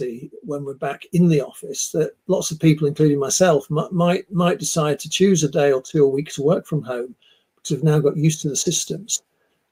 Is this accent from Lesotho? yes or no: no; Manchester, North West England, United Kingdom; moved away as an adult; also born or lived in Leeds; I'm from Manchester, the other side of the Pennines. I came to Leeds University back in the 80s